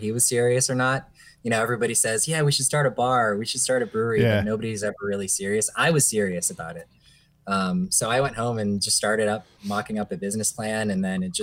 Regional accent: Maryland, United States; we're all from Maryland, we're born and raised in Maryland

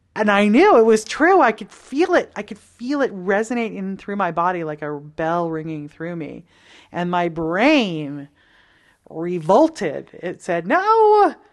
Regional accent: Toronto, Ontario, Canada; I grew up in Toronto, Canada, from the suburbs

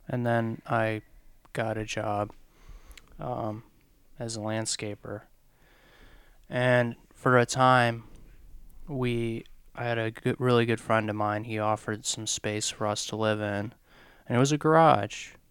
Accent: Ohio, United States; moved away as an adult; also born or lived in Lynchburg, Virginia; we're both from Ohio, the very, very, very flat part of Ohio, all the way up by the lakes

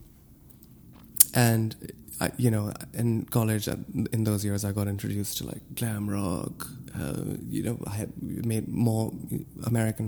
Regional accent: Lahore, Punjab, Pakistan; moved away as an adult; also born or lived in Ohio, United States; now in New York City, United States; when I moved to the States, I... went straight to Ohio from Lahore.

